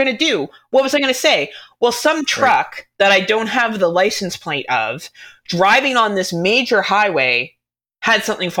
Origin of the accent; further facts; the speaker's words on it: Ontario, Canada; I'm Canadian, so automatically I know how to do all that shit just to survive my wilderness that I live